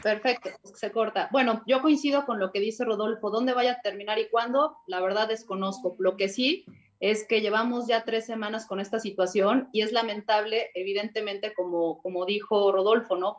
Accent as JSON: {"language": "Spanish", "region": "Puebla", "country": "Mexico", "said": "como poblanos"}